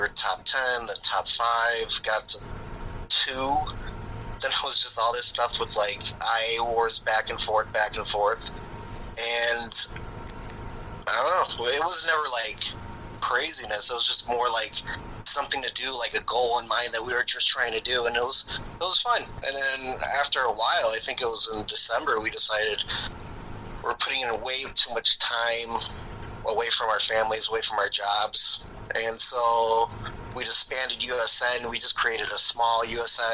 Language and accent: English; Chicago, Illinois, United States; I'm from Chicago, born and raised, not the suburbs, inner city, grew up in an all-Hispanic neighborhood